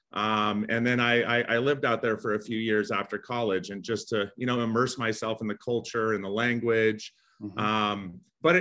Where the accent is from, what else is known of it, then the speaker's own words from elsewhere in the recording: Aurora, Colorado, United States; I was born in Aurora, Colorado